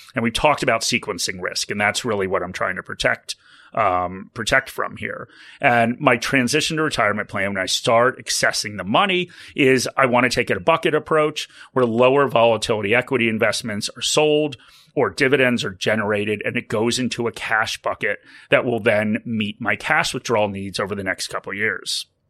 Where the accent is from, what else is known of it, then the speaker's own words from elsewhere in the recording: United States; accent: American; now in Australia; as you can probably tell from my accent, I am a dual citizen, so I have retirement accounts in the U S